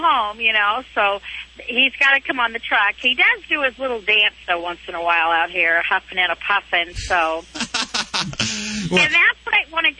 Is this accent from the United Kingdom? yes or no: no; Maine, United States; Well, I'm in Florida, but we're from Maine.